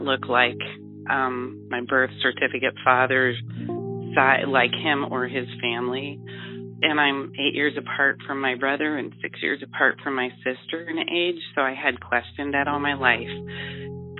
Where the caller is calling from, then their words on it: Ohio, United States; I am calling from Ohio